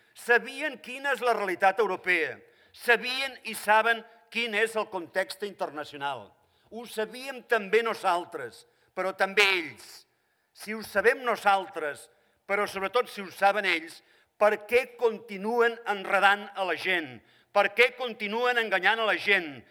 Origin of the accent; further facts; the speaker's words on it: Catalonia, Spain; sóc català i catalanista